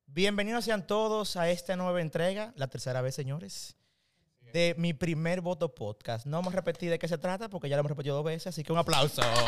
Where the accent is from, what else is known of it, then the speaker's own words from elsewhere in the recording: Santo Domingo Este, Distrito Nacional, Dominican Republic; yo soy de Santo Domingo Este